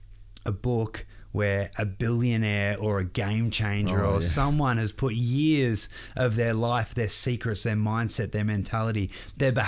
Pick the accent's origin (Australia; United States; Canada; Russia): Australia; I'm all the way from the other side of the world, Australia